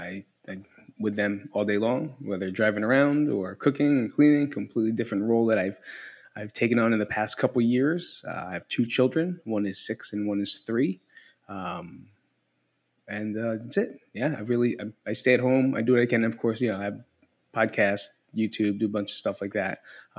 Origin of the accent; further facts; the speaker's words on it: Belleville, New Jersey, United States; now in Las Vegas, United States; Right now I'm from Las Vegas, Nevada, but originally from Belleville, New Jersey.